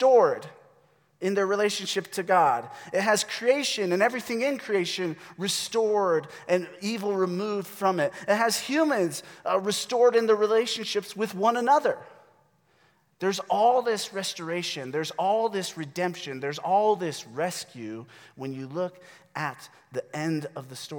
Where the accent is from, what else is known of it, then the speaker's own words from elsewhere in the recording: United States; we, as American Christians